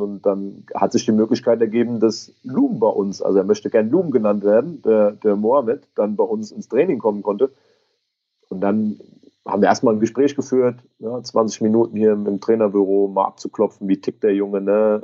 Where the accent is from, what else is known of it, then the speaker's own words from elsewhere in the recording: Gückingen, Rhineland-Palatinate, Germany; in meiner Heimat in Gückingen